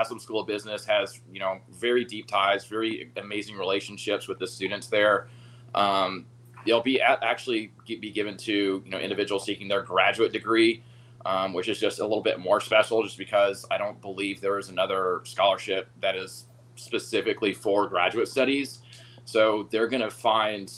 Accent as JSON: {"language": "English", "town": "Atlanta", "region": "Georgia", "country": "United States", "tie": "born or raised there", "lives_now": "Cartersville, United States", "said": "I'm from Atlanta, born and raised."}